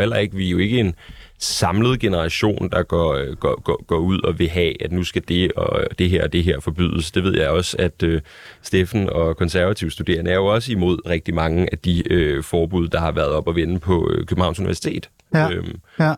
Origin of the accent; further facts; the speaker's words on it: Denmark; jeg er dansker